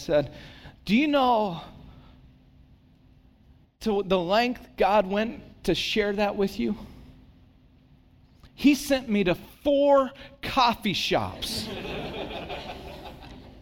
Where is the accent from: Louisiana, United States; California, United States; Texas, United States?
California, United States; Santa Cruz; now in San Jose, United States; I live in San Jose, pastor in San Jose, but for whatever reason, I said, but I grew up in Santa Cruz